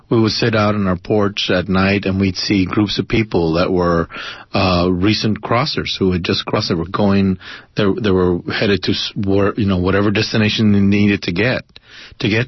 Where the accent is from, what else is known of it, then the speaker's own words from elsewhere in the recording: El Paso, Texas, United States; this cat and mouse game that seemed to be played along the border for most of my life, for right, most of my right. life growing up in El Paso